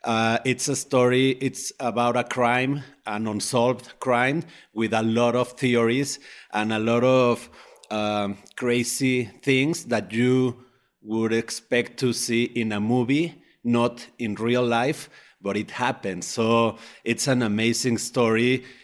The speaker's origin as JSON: {"language": "English", "region": "Mexico City", "country": "Mexico", "tie": "born or raised there", "also_born_or_lived": "Uruapan, Michoacán", "said": "I was born in Uruapan, Michoacán. And I grew up in Mexico City, so I would spend my vacations in Uruapan"}